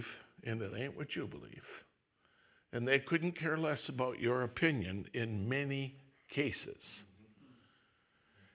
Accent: Wisconsin, United States; I'm from Wisconsin

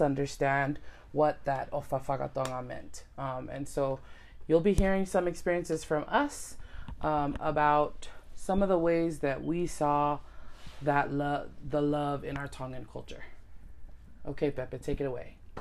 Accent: United States; we all were born and raised in America

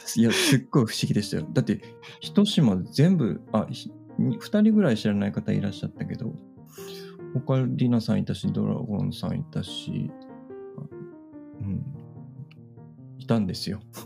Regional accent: Fukuoka, Japan; moved away as an adult; 僕の地元が今宿なんですよ

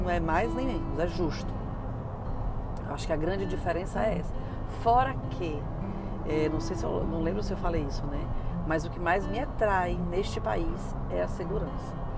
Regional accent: Brazil; moved away as an adult; now in United States; eu saí do Brasil no auge da minha carreira

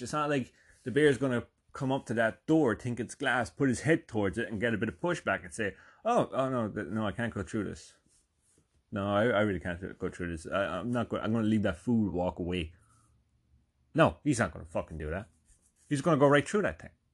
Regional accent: Ireland; moved away as an adult; also born or lived in North Jersey; now in United States; I'm from Ireland.

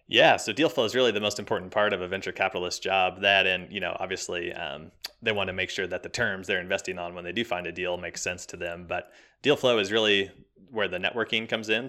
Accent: Kansas City, United States; I'm born and raised in Kansas City, right in the middle, smack dab middle of America. Uh, grew up here, went to college here, been here kind of my whole life

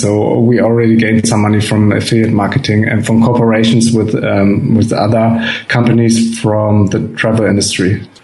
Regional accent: Germany; from Germany

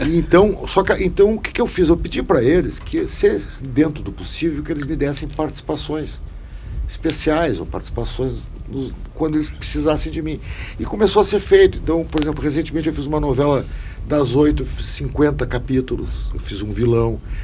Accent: Rio Grande do Sul, Brazil; eu, como gaúcho

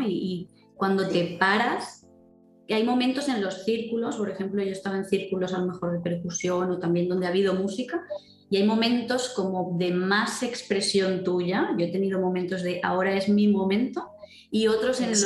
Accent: Valencia, Valencian Community, Spain; yo soy de Valencia

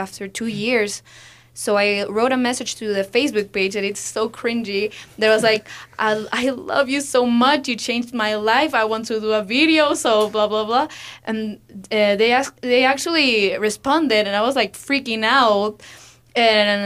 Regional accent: Lima, Peru; I'm from Lima, Peru.

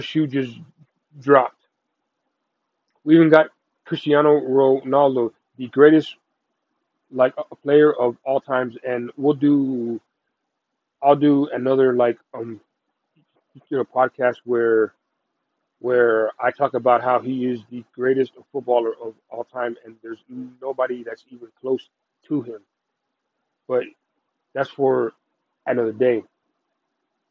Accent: Texas, United States; I watched the game here in Texas, because I'm from Texas

